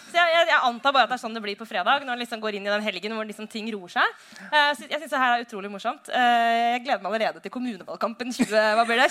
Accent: Oslo, Norway; hjemme i Oslo

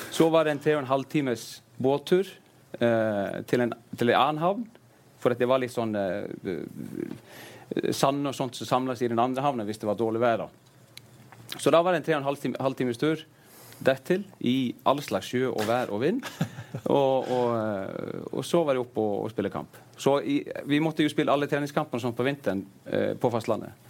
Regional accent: Akranes, Western Region, Iceland; Norwegian is a second language

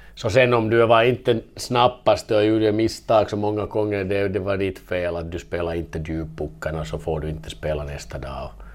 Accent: Vaasa, Ostrobothnia, Finland; first language Finnish; Swedish is a second language; moved away as an adult; also born or lived in Kalix, Sweden / Kalmar, Sweden / Denmark; now in Gävle, Sweden; jag är modersmål som finska men, men jag visst kommer jag från Vasa, Vasa och det är tvåspråkig stan

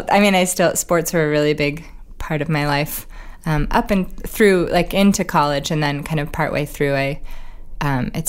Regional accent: Oregon, United States; Oregon really, growing up in Oregon, we only had one professional sports team, which was the Trailblazers.

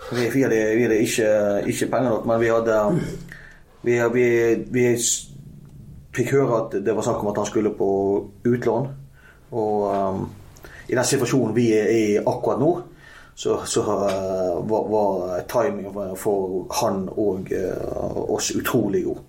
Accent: Strilelandet, Vestland, Norway; Jeg er, jeg er Stril

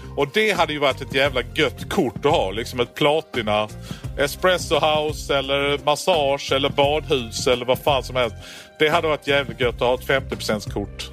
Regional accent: Skåne, Sweden; jag kommer från Skåne

